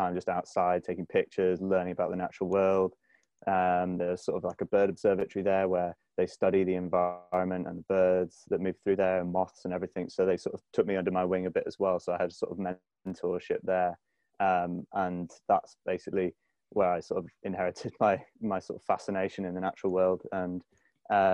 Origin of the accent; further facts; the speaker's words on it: Conwy, Wales, United Kingdom; now in Faroe Islands; I'm originally from North Wales, somewhere called Conwy in North Wales, and grew up in the sort of foothills of Snowdonia.